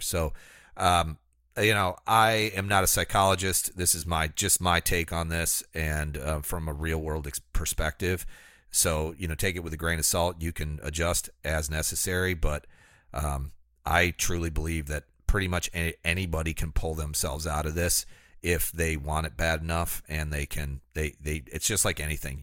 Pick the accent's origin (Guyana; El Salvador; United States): United States; I was born in America as a white man